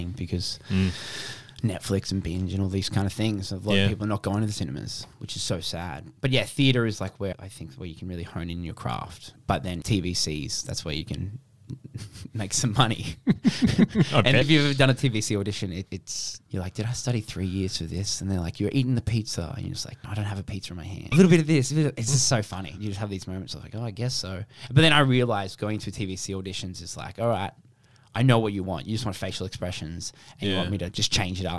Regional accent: Brisbane, Queensland, Australia; moved away as an adult; now in Melbourne, Australia; I was from Brisbane

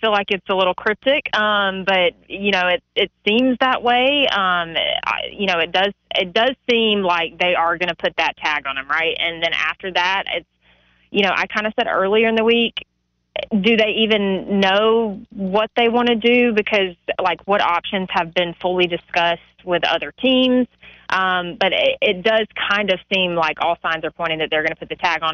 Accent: the South, United States; we're from the South

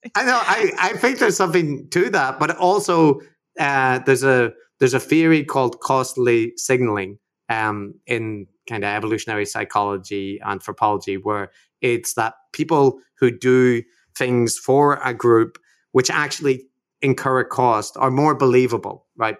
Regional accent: Belfast, Northern Ireland, United Kingdom; growing up in, in Belfast during the Troubles

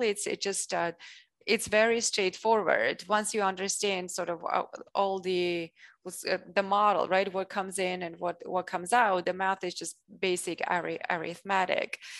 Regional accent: Armenia; first language Russian and Armenian; English is a second language; moved away as an adult; I grew up in Armenia

